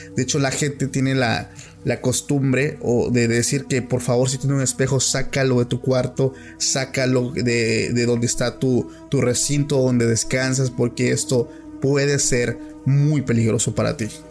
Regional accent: Oaxaca, Mexico; soy de Oaxaca

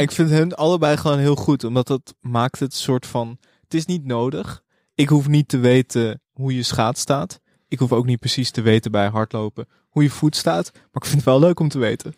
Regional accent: Amsterdam, North Holland, Netherlands; ik kom ook uit Amsterdam

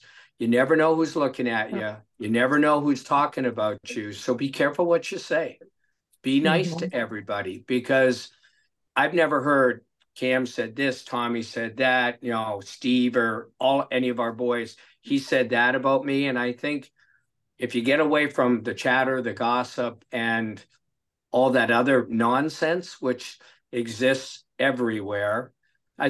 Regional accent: Vancouver, British Columbia, Canada; I'm from Vancouver

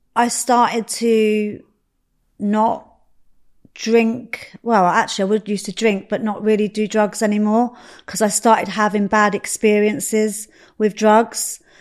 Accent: Slough, South East England, United Kingdom; also born or lived in Reading; I grew up in Slough, um, same as Dwayne. I grew up in Slough.

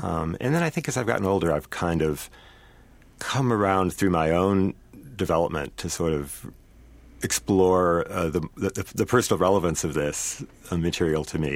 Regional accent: Saint Paul, Minnesota, United States; grew up here in Saint Paul, uh, in a family that was very deeply Jewish

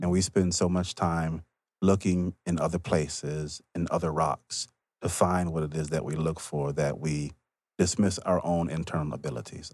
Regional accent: Mississippi, United States; I'm also from Mississippi

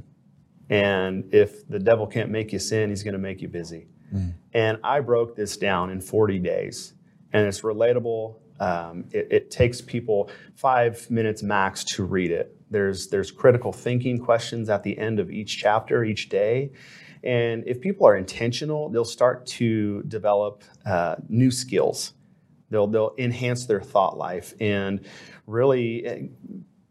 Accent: Anaheim, California, United States; moved away as an adult; also born or lived in Hawaii; I grew up in Anaheim, California

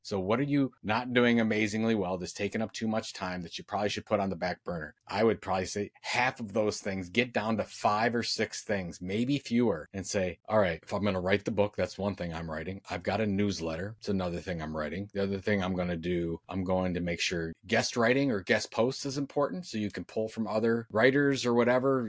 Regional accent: Sandusky, Ohio, United States; I was born in Sandusky, Ohio

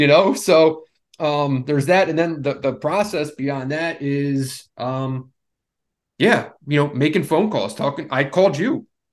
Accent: Philadelphia, Pennsylvania, United States; I grew up in the Northeast, right? Grew up in Philadelphia, Villanova, right down the street

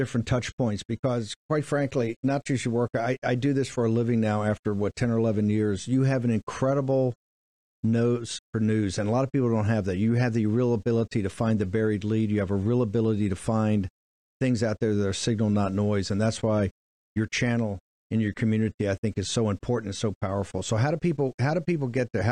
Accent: the South, United States; I'm a Southerner from the South

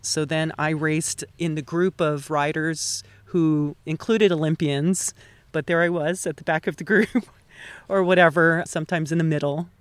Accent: Hawaii, United States; moved away as an adult; also born or lived in Los Angeles / Burbank; now in Altadena, United States; I was definitely born and raised in Hawaii

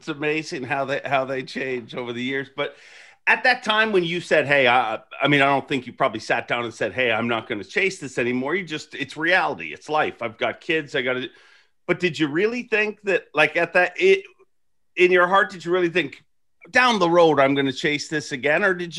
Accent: Canada; Well, I don't address politics because I'm Canadian

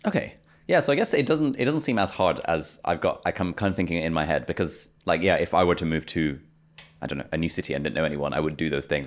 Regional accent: United Kingdom; born or raised there; also born or lived in Pakistan / Lesotho

